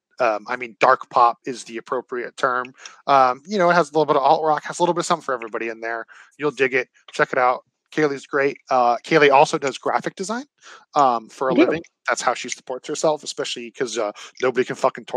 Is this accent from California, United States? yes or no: yes; Santa Cruz, California, United States; moved away; Santa Cruz, my hometown